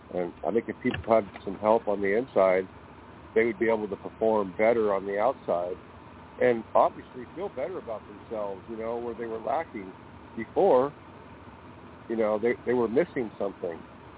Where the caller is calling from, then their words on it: California, United States; I'm calling from California.